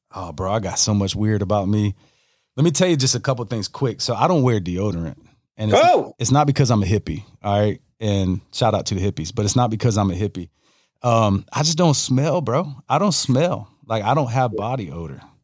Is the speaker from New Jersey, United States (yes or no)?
no; Newberry, Florida, United States; also born or lived in Gainesville, Florida; I'm born in Gainesville, raised in raised in Newberry